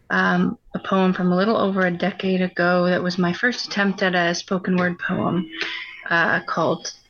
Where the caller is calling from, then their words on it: Ohio, United States; Uh, we're in Northwest Ohio.